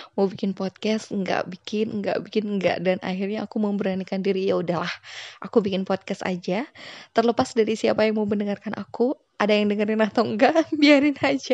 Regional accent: Sunda, West Java, Indonesia; aku dari Sunda

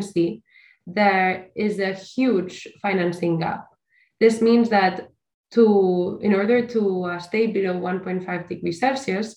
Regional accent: Barcelona, Catalonia, Spain; I am from Barcelona

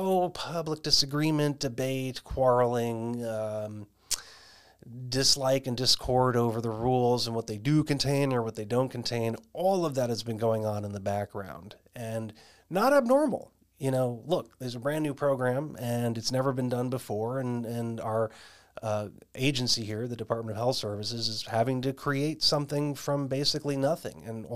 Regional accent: Arizona, United States; you'll know here in my home state of Arizona

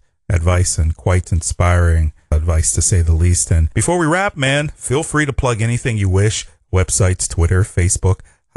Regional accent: Pittsburgh, Pennsylvania, United States; I'm from Pittsburgh.

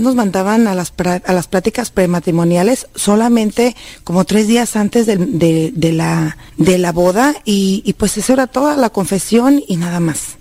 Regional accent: Jalisco, Mexico; moved away; Soy de Jalisco, de Meca, Jalisco

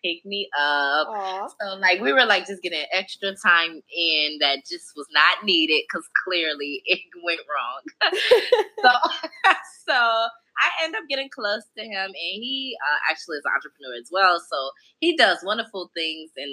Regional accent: Chicago, Illinois, United States; moved away as an adult; now in Atlanta, United States; I'm originally from Chicago, and I moved to Atlanta in 2014

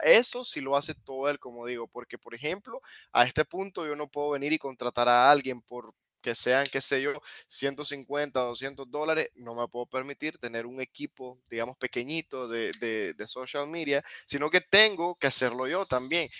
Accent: Nicaragua; first language Spanish; yo crecí con esa, con esa inquietud de por qué los libros de que yo leo de niño no reflejan mi realidad como nicaragüense

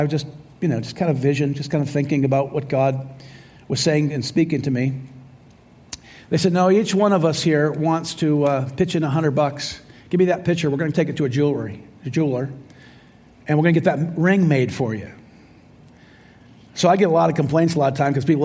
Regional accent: Royal Oak, Michigan, United States; I was born in Royal Oak, Michigan

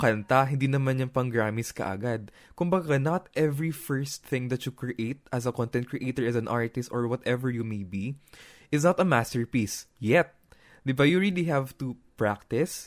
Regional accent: Nueva Ecija, Central Luzon, Philippines; Ako taga Nueva Ecija, taga, doon ako sa gitna

